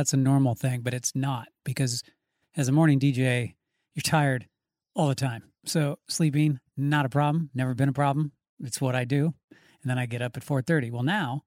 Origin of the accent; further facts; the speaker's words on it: Spokane, Washington, United States; Spokane seems super tame where I grew up